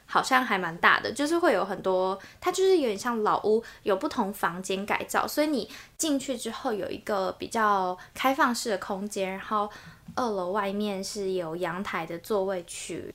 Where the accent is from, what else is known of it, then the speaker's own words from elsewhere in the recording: New Taipei, Taiwan; 我就是在新北长大，然后嗯。在台北市读书